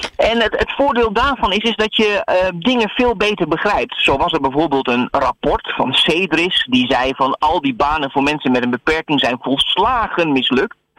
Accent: Netherlands

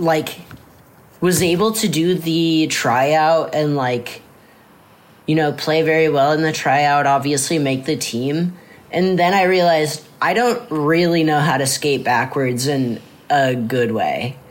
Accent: Mount Vernon, Iowa, United States; also born or lived in Cedar Rapids, Iowa; I was born in Cedar Rapids, Iowa. And I was raised mostly there. And then when I was like in kindergarten or something, I moved out to a smaller town called Mount Vernon

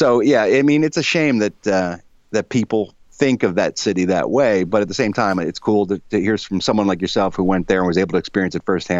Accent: Philadelphia, Pennsylvania, United States; moved away; Philly is one of my favorite places in the world. I mean, obviously, it's my hometown, so it's got a big place in my heart.

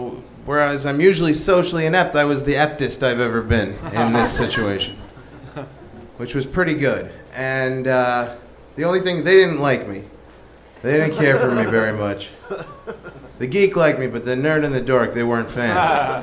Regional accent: New York City, New York, United States; moved away; originally from Queens

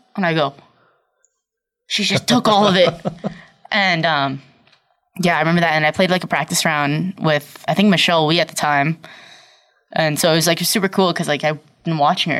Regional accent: Brockton, Massachusetts, United States; also born or lived in Abington, Massachusetts; I was born in Brockton

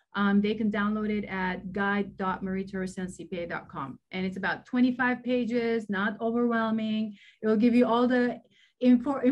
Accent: Lebanon; moved away; I grew up in Lebanon and during wartime.

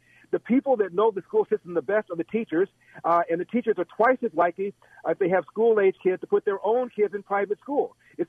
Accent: Los Angeles, California, United States; born and raised in Los Angeles.

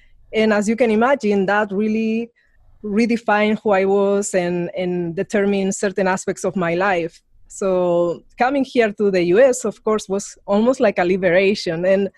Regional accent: Spain; English is a second language; moved away as an adult; now in United States; I come from Spain, so I grew up in a dictatorial regime, so it was ultra conservative.

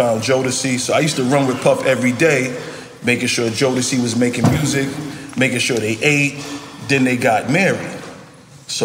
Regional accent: New York City, New York, United States; So I'm from off of Church Avenue, right down the block from where his people's had their store.

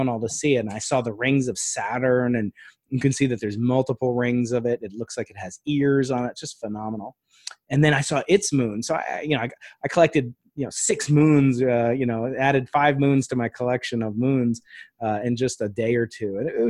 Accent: Dobbs Ferry, New York, United States; moved away as an adult; also born or lived in Providence, Rhode Island / Stanford, California / Pasadena, California; now in San Diego, United States; when I was a kid growing up on the East Coast in Dobbs Ferry, which is north of New York City in Westchester County

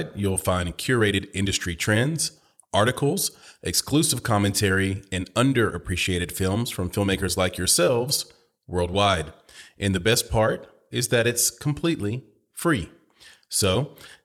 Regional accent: Nashville, Tennessee, United States; I grew up in Nashville

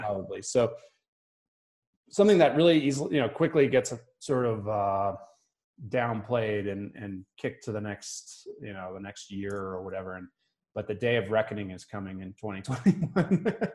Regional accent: Boston, Massachusetts, United States; also born or lived in New Hampshire; now in Park City, United States; I grew up in Boston, South Shore of Boston

